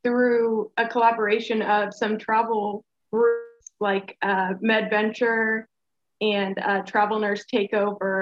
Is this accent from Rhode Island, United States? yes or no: no; St. Louis, Missouri, United States; moved away as an adult; I'm originally from St. Louis, but I haven't lived there because I've been traveling